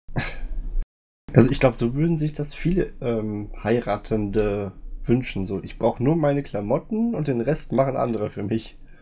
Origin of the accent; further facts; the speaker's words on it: Siegen, North Rhine-Westphalia, Germany; moved away; ich wohne jetzt nicht mehr aus Siegen, ich komme aber aus Siegen